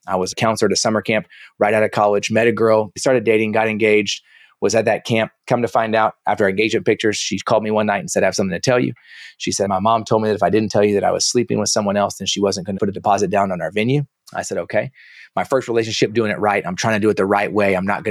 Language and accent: English; Dallas, Texas, United States; also born or lived in Kansas; So I was born in Kansas, but I only lived there for about a week. So I don't really claim Kansas. I came to Dallas right after that.